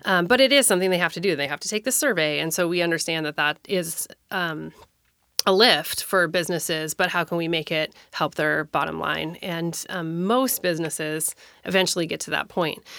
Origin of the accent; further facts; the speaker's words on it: Minnesota, United States; moved away as an adult; now in Tacoma, United States; I moved to Tacoma in nineteen ninety-eight. I grew up in Minnesota